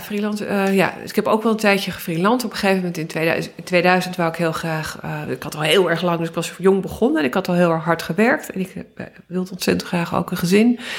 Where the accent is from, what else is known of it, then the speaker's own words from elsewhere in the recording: Amsterdam, North Holland, Netherlands; ik ben opgegroeid in Amsterdam